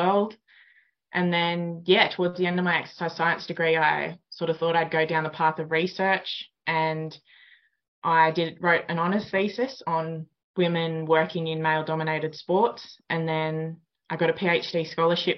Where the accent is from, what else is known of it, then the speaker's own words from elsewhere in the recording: Oberon, New South Wales, Australia; I am from Oberon, New South Wales, which is about half an hour out of Bathurst, New South Wales